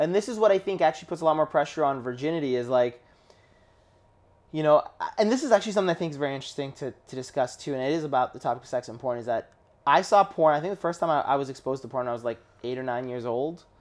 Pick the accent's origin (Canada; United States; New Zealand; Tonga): Canada; born or raised there